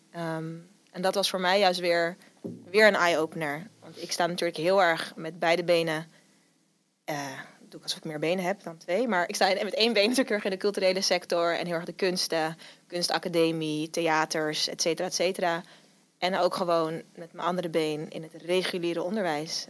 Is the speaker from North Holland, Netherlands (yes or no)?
yes; Amsterdam, North Holland, Netherlands; ik kom uit Amsterdam.